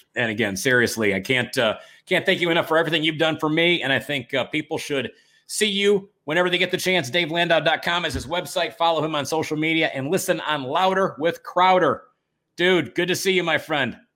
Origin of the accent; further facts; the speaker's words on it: Detroit, Michigan, United States; my hometown, your hometown, Detroit